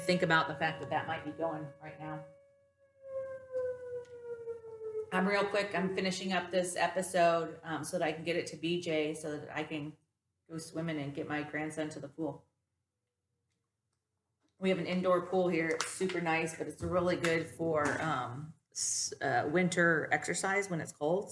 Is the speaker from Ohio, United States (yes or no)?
yes; Toledo, Ohio, United States; I'm from Toledo, Ohio, so sometimes a little bit of accent comes through, but not all the time.